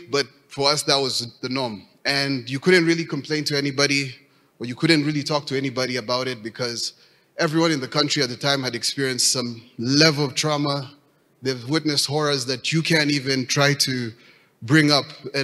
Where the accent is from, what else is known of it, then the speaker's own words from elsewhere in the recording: Rwanda; also born or lived in Nairobi, Kenya; Growing up in Rwanda was not ideal